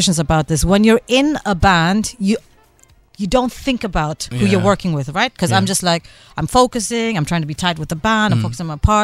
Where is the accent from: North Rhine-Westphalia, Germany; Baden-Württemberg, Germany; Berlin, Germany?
Berlin, Germany; moved away; also born or lived in London; My family, I grew up in Berlin, my parents live in Berlin